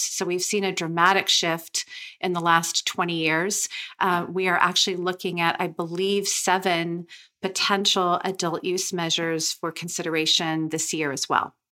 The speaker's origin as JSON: {"language": "English", "area": "Sonoma County", "region": "California", "country": "United States", "tie": "born or raised there", "said": "I grew up in Sonoma County, California"}